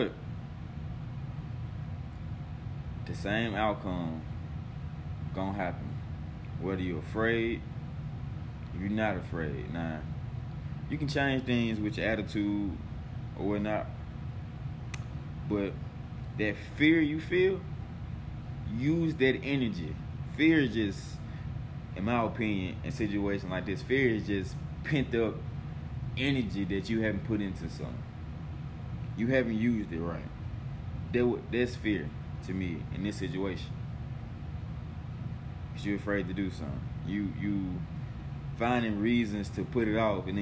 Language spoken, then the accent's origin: English; Mississippi, United States; I'm from Mississippi